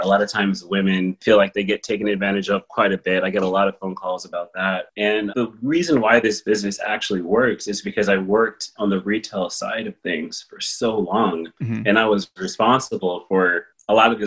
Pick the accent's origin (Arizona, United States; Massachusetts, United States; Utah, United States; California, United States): California, United States; Palmdale; moved away; also born or lived in San Fernando Valley / New York City; we moved to Palmdale. And I grew up with cows and chickens and riding motorcycles and dirt bikes